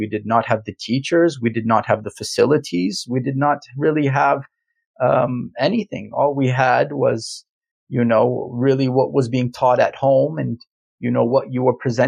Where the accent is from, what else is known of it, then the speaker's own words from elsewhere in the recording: Calgary, Alberta, Canada; I am a true Calgarian. What does that mean? I mean, I was born and raised in Calgary, Alberta